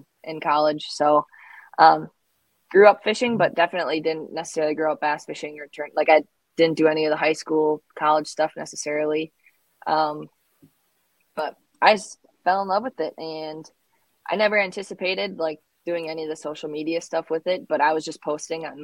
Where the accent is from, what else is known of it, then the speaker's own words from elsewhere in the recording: Wausau, Wisconsin, United States; I grew up born and raised in central Wisconsin.